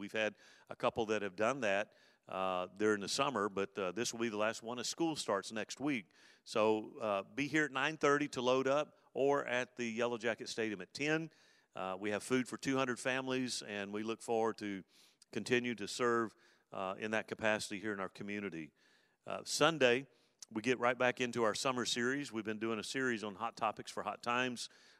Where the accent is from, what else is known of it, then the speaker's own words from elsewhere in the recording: Alabama, United States; as a teenage boy growing up in South Alabama there, I was a bad kid.